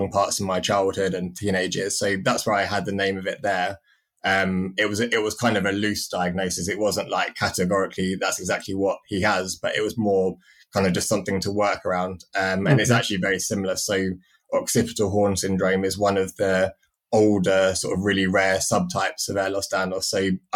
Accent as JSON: {"language": "English", "region": "London", "country": "United Kingdom", "tie": "born or raised there", "also_born_or_lived": "Cambridge", "said": "I had no choice where I grew up. I was just lucky that I was born in London, lived in Cambridge"}